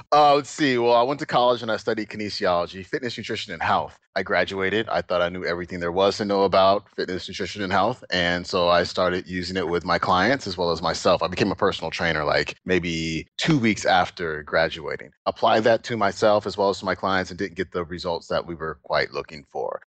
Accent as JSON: {"language": "English", "area": "Oakland, Alameda", "region": "California", "country": "United States", "tie": "born or raised there", "said": "we moved from Oakland where we were fairly well off, you know, both my mom and dad, they worked, my dad did really well. And then my parents got divorced and I moved with my mom and my brother to Alameda"}